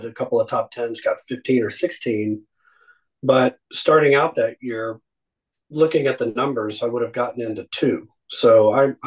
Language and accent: English; Abilene, Texas, United States; also born or lived in Dallas, Texas; I grew up in Abilene before we moved back to Dallas